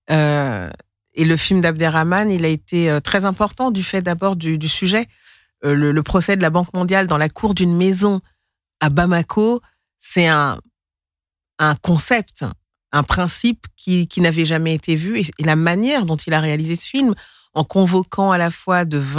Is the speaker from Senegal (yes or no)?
yes; Senegal; also born or lived in Mali; Et je suis du Sénégal, mais aussi du Mali.